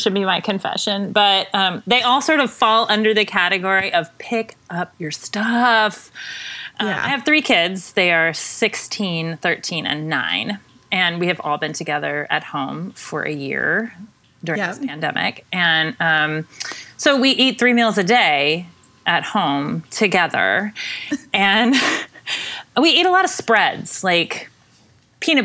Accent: Arkansas, United States; now in Washington, D.C., United States; I'm from Arkansas, I grew up in Arkansas

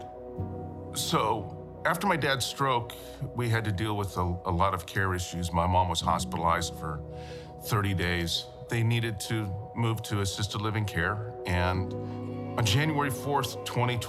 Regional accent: Los Angeles, California, United States; Growing up in Woodland Hills with my parents, had a great family

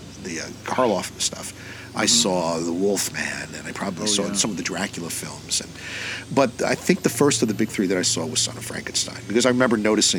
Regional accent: New York City, New York, United States; I grew up in the New York City area.

